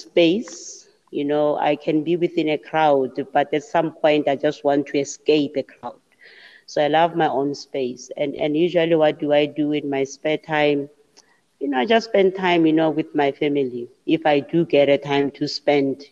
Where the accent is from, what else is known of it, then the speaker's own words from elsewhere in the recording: Mamelodi, Gauteng, South Africa; I was born and bred in Mamelodi